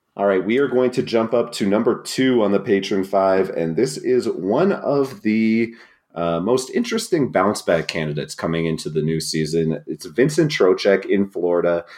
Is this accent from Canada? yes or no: yes; New Brunswick, Canada; I'm not from Acadian New Brunswick, but I am from New Brunswick, the only bilingual province